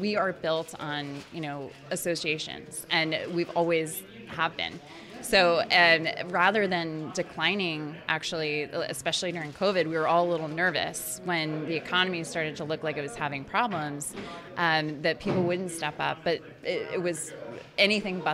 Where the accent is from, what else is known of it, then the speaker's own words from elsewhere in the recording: Indiana, United States; I grew up in Indiana